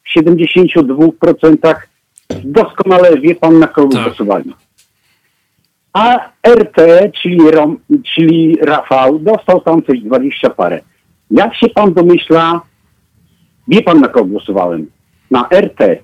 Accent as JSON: {"language": "Polish", "town": "Opole", "region": "Opole Voivodeship", "country": "Poland", "said": "ja pochodzę z, z Opola"}